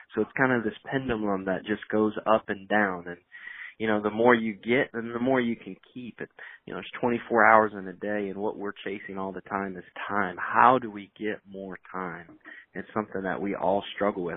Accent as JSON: {"language": "English", "region": "Indiana", "country": "United States", "also_born_or_lived": "North Carolina", "moved": "yes", "lives_now": "Raleigh, United States", "said": "I'm from Indiana. I'm originally a Hoosier, I've been down in the Carolinas now for half of my li- half of my life"}